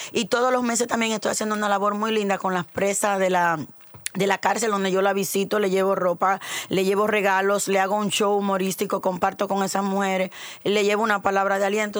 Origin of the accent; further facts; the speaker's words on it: Dominican Republic; el prototipo de mujer dominicana soy yo